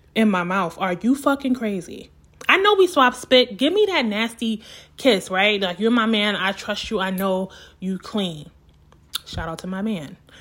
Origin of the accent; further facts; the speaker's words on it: New York City, New York, United States; I'm from Brooklyn